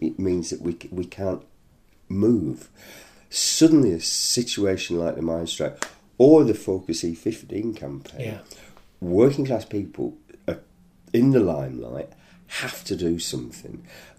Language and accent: English; the north of England, United Kingdom; accent: northern; now in London, United Kingdom; You can gather from my accent, I'm a northerner originally